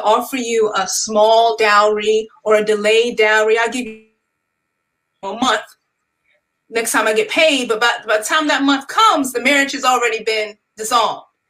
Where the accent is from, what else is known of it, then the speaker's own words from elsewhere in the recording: New York, United States; now in North Carolina, United States; am from New York originally, but have relocated to the North Carolina area